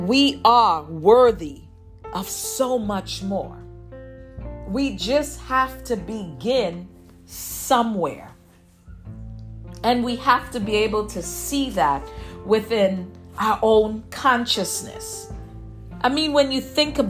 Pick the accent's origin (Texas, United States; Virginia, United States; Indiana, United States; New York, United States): New York, United States; New York City; me growing up in Brooklyn, I'm a New Yorker